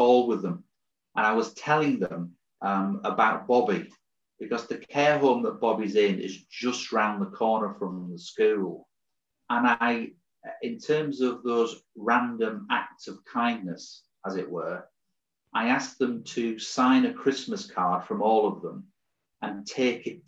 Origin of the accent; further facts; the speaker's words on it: Hartlepool, North East England, United Kingdom; moved away; I'm from Hartlepool originally in the northeast, and I played for a football side from the age of 15 to 18